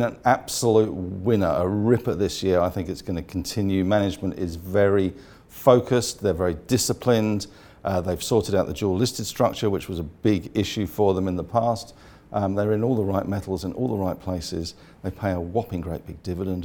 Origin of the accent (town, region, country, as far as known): Australia